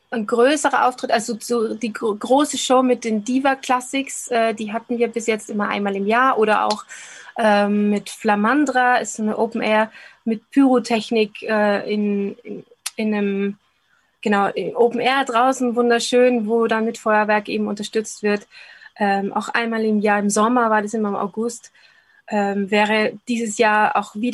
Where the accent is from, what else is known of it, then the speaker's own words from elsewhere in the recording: Linz, Upper Austria, Austria; Ich habe eben eine Bühnentanzausbildung gemacht lange Jahre in, in Linz in meinem Heimat, ähm, Heimatort